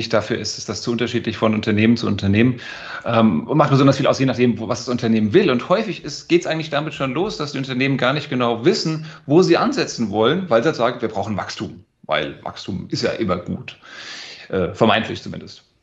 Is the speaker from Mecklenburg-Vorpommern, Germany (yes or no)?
no; Frankfurt, Hesse, Germany; Ich bin Frankfurter Bub geboren und aufgewachsen